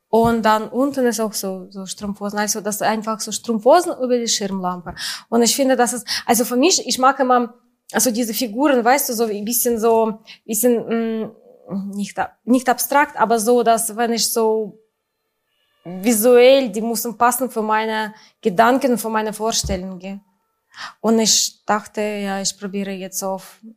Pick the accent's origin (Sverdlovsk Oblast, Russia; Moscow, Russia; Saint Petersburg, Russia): Saint Petersburg, Russia; German is a second language; moved away; das ist so äh, meistens hier diese Sachen von St. Petersburg, von meiner Heimatstadt.